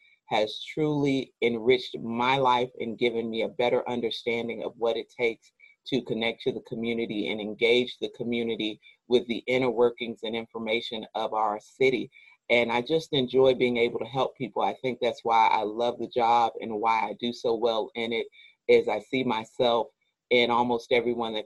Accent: Waco, Texas, United States; I am a Waco native, so I was born and raised in Waco. I've never lived in another city

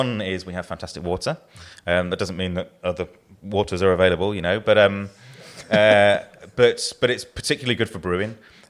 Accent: England, United Kingdom; now in Yorkshire and the Humber; you've probably guessed from my accent, I'm not a born and bred Yorkshireman. I've been here longer than I've not been here, long enough to not be considered Southern by anyone I know from the South

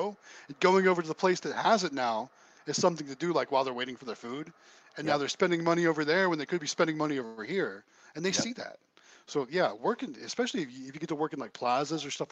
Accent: Ohio, United States; now in South Carolina, United States; I'm originally from Ohio

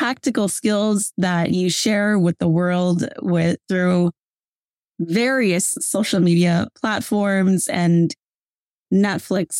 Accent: Long Beach, California, United States; moved away; my hometown visit recently. To Long Beach, California

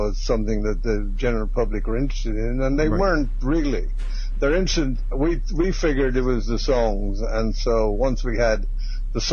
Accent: Dublin, Leinster, Ireland; moved away as an adult; also born or lived in London; I came from Dublin

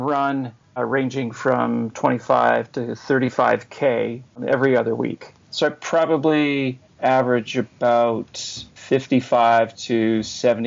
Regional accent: Nova Scotia, Canada; now in Calgary, Canada; I'm originally from Nova Scotia, and my brother is still there

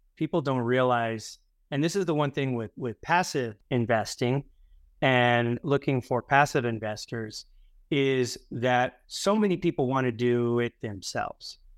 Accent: Houston, Texas, United States; now in San Diego, United States; I grew up in Houston

